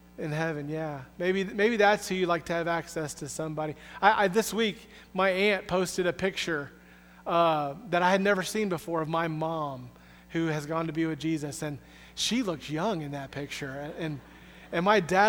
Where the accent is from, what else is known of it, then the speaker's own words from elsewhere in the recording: the Southeast in Florida, United States; moved away; also born or lived in Springfield, Missouri; I'm from the Southeast in Florida